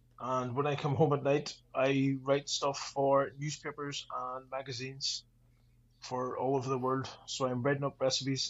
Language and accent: English; Ireland; I'm a chef from Ireland.